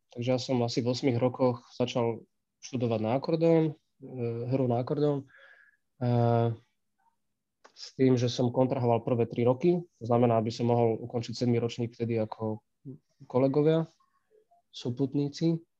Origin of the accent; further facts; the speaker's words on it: Michalovce, Košice Region, Slovakia; keďže som vyrastal v Michalovciach